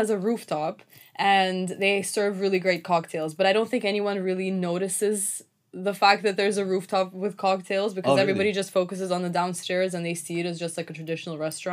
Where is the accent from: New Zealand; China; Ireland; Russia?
Russia; first language Russian; English is a second language; moved away; also born or lived in Turkey; originally I grew up in Russia. So that was my first language and like my first alphabet